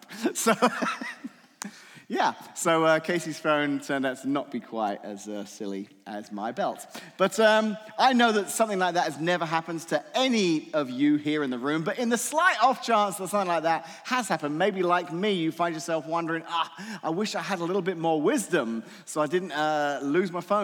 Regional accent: England, United Kingdom; moved away; I'm from England originally

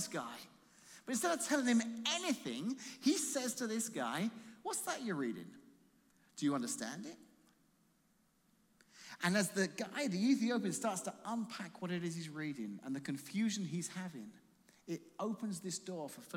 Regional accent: Croydon, London, United Kingdom; now in Colorado, United States; I said, where in London? She said, Croydon. I said, so am I.

